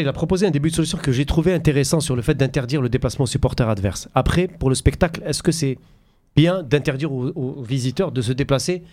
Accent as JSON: {"language": "French", "country": "Algeria", "said": "chez nous, en Algérie"}